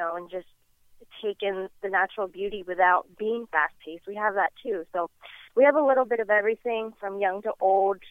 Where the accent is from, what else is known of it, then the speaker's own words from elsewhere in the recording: Key West, Florida, United States; I was born and raised right here in Key West